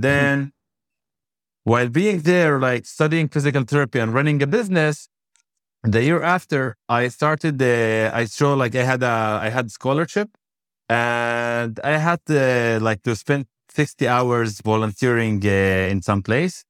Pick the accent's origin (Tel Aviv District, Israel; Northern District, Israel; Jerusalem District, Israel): Northern District, Israel; Shefa-'Amr; I born and raised in Shafamir